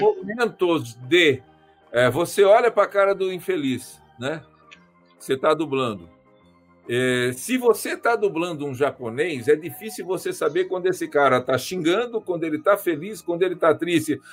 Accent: Marília, São Paulo, Brazil; moved away; sou de Marília, né? Se vocês não conhecem, interior do estado de São Paulo

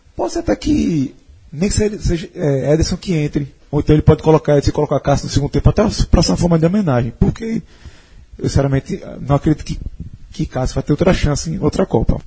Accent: Northeast Region, Brazil; A gente é nordestino.

